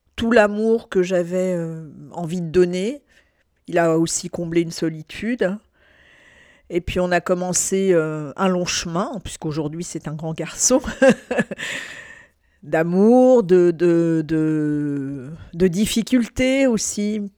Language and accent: French; France; je suis née en France